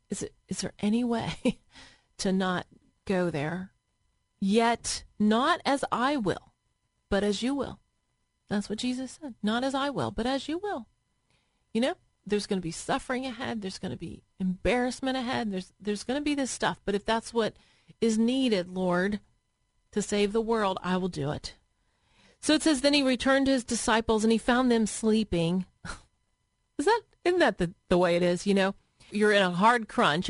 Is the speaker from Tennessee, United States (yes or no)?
yes; Tennessee, United States; moved away as an adult; now in Columbus, United States; I was a Southern girl. I grew up in Tennessee where it's warm and there's mountains